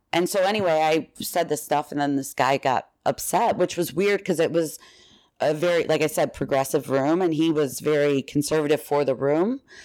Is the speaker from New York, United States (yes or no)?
no; Villa Park, Illinois, United States; I'm from here. I'm from just outside Chicago, and in Villa Park, Illinois